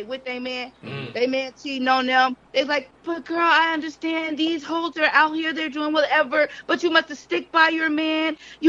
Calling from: Brooklyn, New York, United States; I'm calling from Brooklyn.

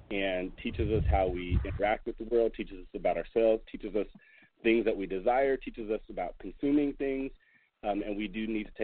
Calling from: Seattle, Washington, United States; I'm calling from Seattle, Washington, the liberal bastion that is the Pacific Northwest up here.

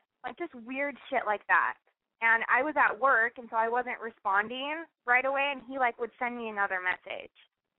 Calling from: Salt Lake City, Utah, United States; I'm 22, and I'm from Salt Lake City.

